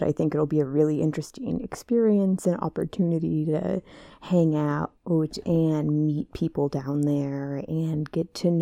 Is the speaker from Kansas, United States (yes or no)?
yes; Kansas, United States; I'm from Kansas